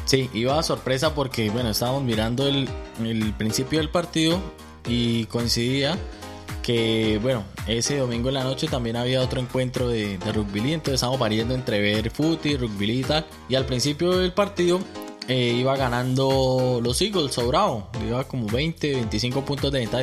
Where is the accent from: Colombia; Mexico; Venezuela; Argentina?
Colombia; now in Australia; a los que venimos de Colombia